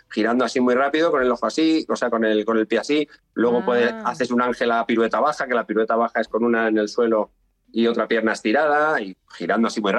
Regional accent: Madrid, Community of Madrid, Spain; born there; yo encantado, me siento extremeño, pero yo nací en Madrid.

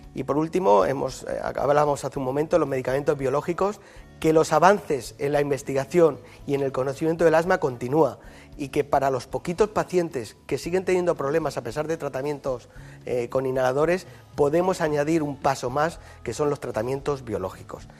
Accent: Yecla, Region of Murcia, Spain; now in Madrid, Spain; El hospital de mi pueblo se sigue llamando Hospital Virgen del Castillo y a mucha honra, ¿no? que es la patrona de Yecla

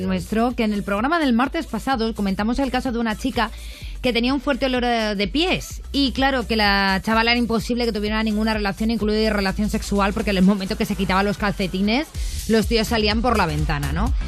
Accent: Talavera de la Reina, Castilla-La Mancha, Spain; now in Madrid, Spain; yo soy de Talavera de la Reina, pero llevo aquí la mitad de mi vida en Madrid

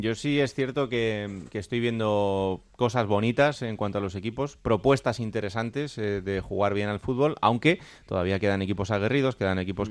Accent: Villanueva de la Serena, Extremadura, Spain; el equipo de mi pueblo

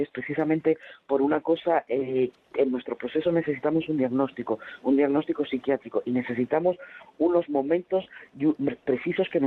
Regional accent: Chile; moved away as an adult; now in Spain; salir del país donde había crecido, donde me había nacido donde estaba mi familia y poder venir a España

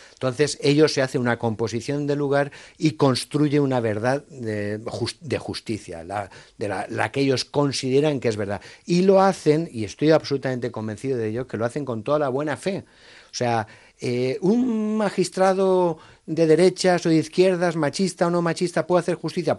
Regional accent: Valencian Community, Spain; soy valenciano

